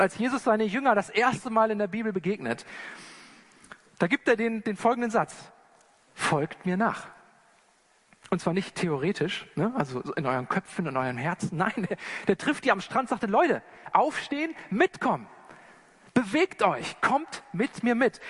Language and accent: German; Germany; als Deutsche oder als Wester